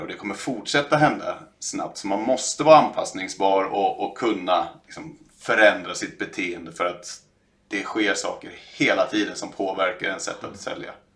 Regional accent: Stockholm, Stockholm County, Sweden; i norra Sköndal där jag är ifrån

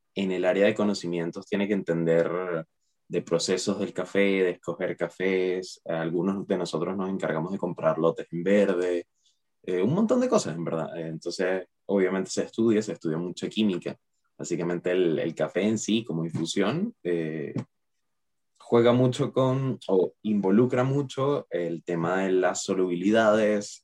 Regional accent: Caracas, Capital District, Venezuela; moved away as an adult; now in Chile; me cambié de país, me vine para acá de Chile, yo soy de Caracas, Venezuela

